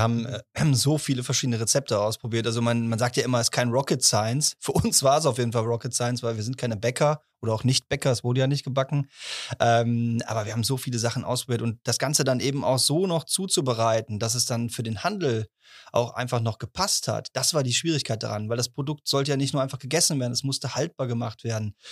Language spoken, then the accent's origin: German; Cologne, North Rhine-Westphalia, Germany; als Kölner